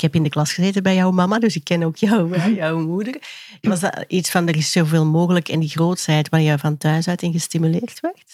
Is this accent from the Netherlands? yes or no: no; Kempen, Flanders, Belgium; wij komen uit de Kempen.